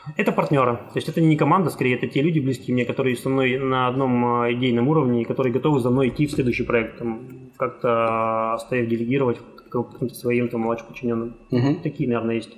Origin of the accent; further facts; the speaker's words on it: Khabarovsk, Khabarovsk Krai, Russia; я сам из Хабаровска, и там всю сознательную жизнь прожил в городе Хабаровске